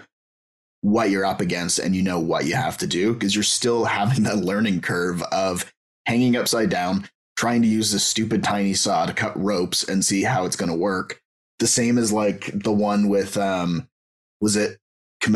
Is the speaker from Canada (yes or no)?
yes; Canada; I'm Canadian